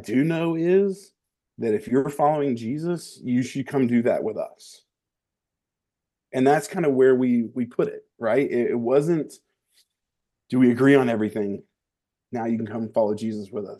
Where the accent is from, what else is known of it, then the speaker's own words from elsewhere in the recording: the South, United States; growing up in the South